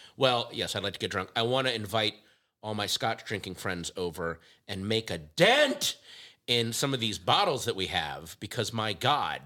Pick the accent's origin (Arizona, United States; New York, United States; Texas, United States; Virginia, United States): Virginia, United States; Loudoun County; my hometown, in my home county, uh, Catoctin Creek in Loudoun County, Virginia